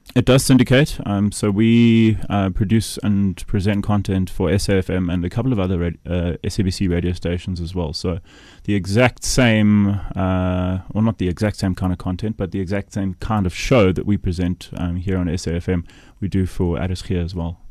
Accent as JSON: {"language": "English", "town": "Kimberley", "region": "Northern Cape", "country": "South Africa", "tie": "born or raised there", "said": "Kimberley, my hometown"}